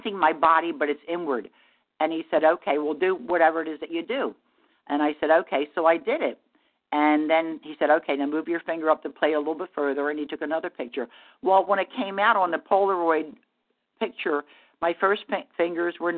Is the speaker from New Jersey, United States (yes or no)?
yes; New Jersey, United States; also born or lived in Asheville, North Carolina; now in Virginia Beach, United States; I live in Virginia Beach, Virginia. I'm originally from South Jersey